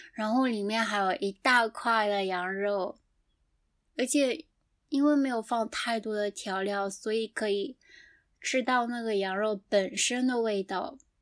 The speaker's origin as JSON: {"language": "Chinese", "region": "southeastern China", "country": "China", "tie": "born or raised there", "moved": "as an adult", "lives_now": "Japan", "said": "我的家乡是在中国的东南"}